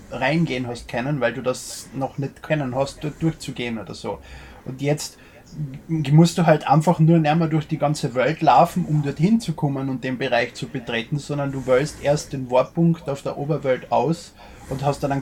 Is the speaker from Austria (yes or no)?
yes; Austria; Ich bin Österreicher, wir sind wohl nicht politisch korrekt.